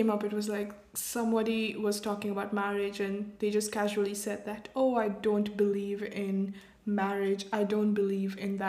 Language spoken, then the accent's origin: English; India; I'm from India.